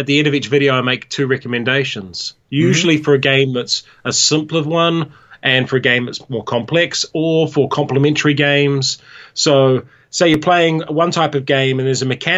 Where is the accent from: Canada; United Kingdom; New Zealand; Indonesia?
New Zealand; Hamilton, Waikato; also born or lived in New York, United States; I was born in Hamilton, in the Waikato